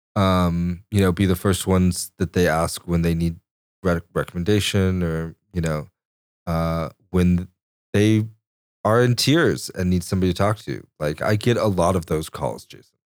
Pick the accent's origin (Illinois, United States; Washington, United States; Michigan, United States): Washington, United States; Chelan; also born or lived in Corpus Christi, Texas; growing up near Chelan